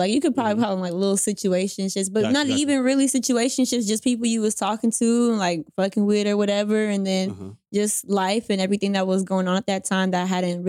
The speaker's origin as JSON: {"language": "English", "region": "the South", "country": "United States", "said": "I'm from the South, so it probably sounds weird."}